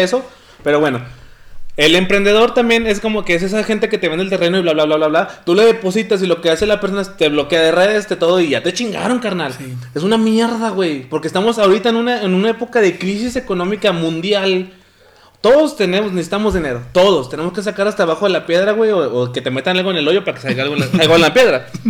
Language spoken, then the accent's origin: Spanish; Mexico; somos mexicanos hasta el tope